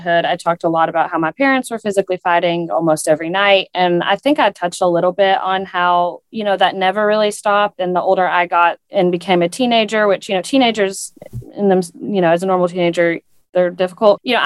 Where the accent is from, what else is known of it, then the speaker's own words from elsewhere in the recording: East Tennessee, United States; where we grew up in East Tennessee, the thing that you do in the summer is you go swim in a lake